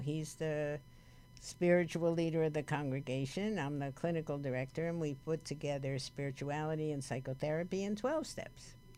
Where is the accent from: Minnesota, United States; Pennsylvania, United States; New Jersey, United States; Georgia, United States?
New Jersey, United States; Paterson; accent: New Jersey; moved away as an adult; also born or lived in New York City; now in Los Angeles, United States; I was brought up in Paterson, New Jersey